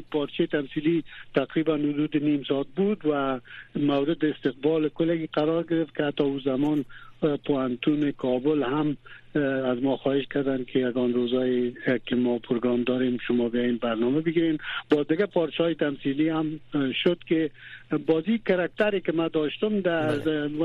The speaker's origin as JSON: {"language": "Persian", "country": "Afghanistan", "also_born_or_lived": "Iran", "lives_now": "Germany", "said": "هر وقت در دو که از افغانستان آمدم"}